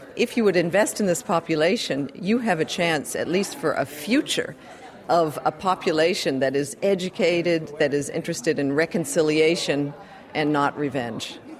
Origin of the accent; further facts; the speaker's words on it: United States; now in Europe; I'm an American living in, don't feel sorry for me though, living in, in Europe